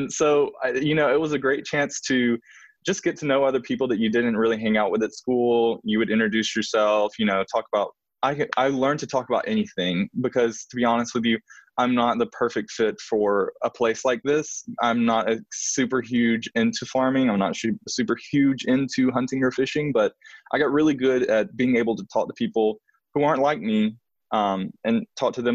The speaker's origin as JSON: {"language": "English", "region": "Alabama", "country": "United States", "tie": "born or raised there", "also_born_or_lived": "New York", "moved": "yes"}